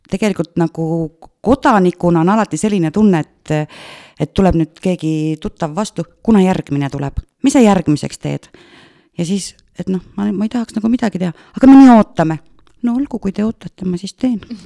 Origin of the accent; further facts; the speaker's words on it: Tartu, Tartu County, Estonia; moved away as an adult; also born or lived in Kasepää, Estonia / Mustvee, Estonia; now in Otepää, Estonia; tegelikult ma olen eh, Tartust pärit mm, -hmm. läbi ja lõhki Tartu tüdruk